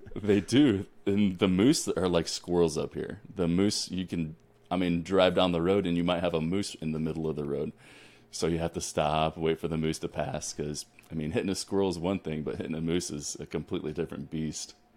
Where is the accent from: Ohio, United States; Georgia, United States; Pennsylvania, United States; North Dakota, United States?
Ohio, United States; moved away as an adult; also born or lived in Colorado / New Mexico / Texas; now in Alaska, United States; I'm originally born and raised in Ohio, so I come from the wi-, the Midwest